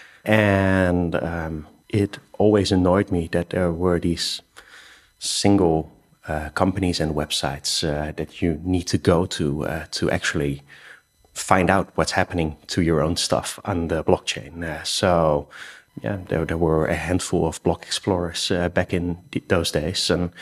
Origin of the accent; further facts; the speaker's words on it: Rotterdam, South Holland, Netherlands; I'm Dutch. I'm from Rotterdam